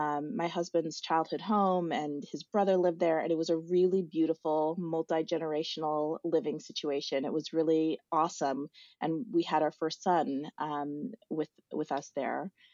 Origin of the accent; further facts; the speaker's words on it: South Dakota, United States; I grew up in South Dakota, was born and raised there.